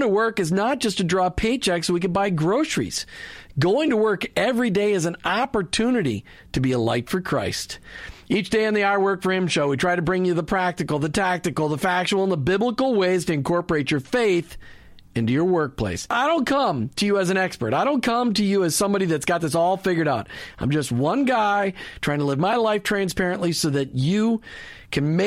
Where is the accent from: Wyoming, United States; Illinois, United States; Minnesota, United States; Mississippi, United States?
Minnesota, United States; Minneapolis; now in Clearwater, United States; Minneapolis, St. Paul, Minnesota, my hometown.